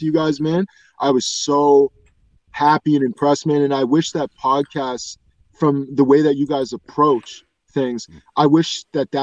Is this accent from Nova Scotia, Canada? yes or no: yes; Dartmouth, Nova Scotia, Canada; I'm from Dartmouth, Nova Scotia, man. I'm from small little tiny place